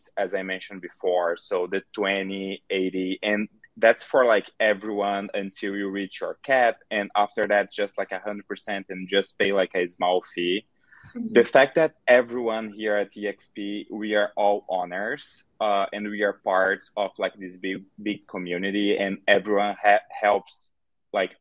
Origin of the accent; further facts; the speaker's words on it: Brazil; English is a second language; moved away as an adult; now in Chicago, United States; I'm originally from Brazil, but I moved here to Chicago, Illinois, 4 years ago. And when I first moved here, I had like no English at all.